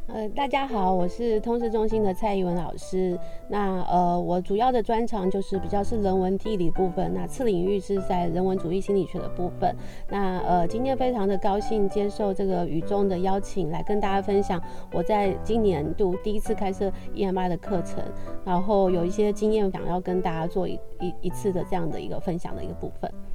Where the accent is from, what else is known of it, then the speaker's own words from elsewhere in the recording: Taiwan; 因为我过去也是在台湾长大的